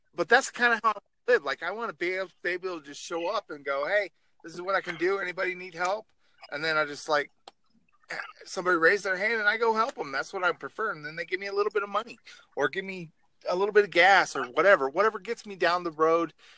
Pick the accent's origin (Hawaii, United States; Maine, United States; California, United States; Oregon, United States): Oregon, United States; now in North Dakota, United States; I'm from Oregon originally